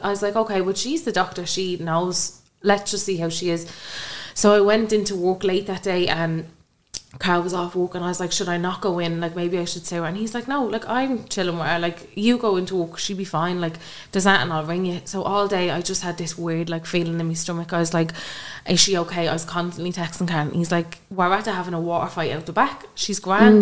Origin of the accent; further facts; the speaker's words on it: Kilmore, Ireland; I come from Kilmore